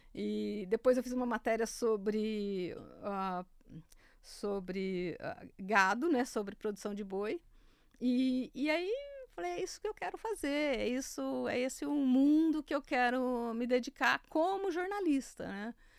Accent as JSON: {"language": "Portuguese", "town": "Santa Fé do Sul", "region": "São Paulo", "country": "Brazil", "tie": "born or raised there", "moved": "yes", "said": "Eu sou de Santa Fé do Sul, eu morava do lado de um, de um delegado agrícola"}